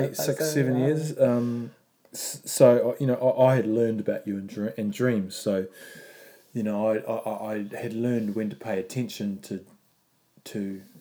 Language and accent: English; New Zealand; I am Māori.